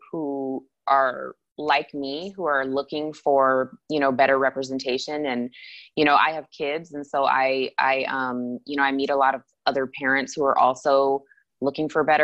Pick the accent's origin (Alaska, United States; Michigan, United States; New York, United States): Alaska, United States; Anchorage; Anchorage is beautiful and I, you know, that's my hometown and I still have family there and that's great.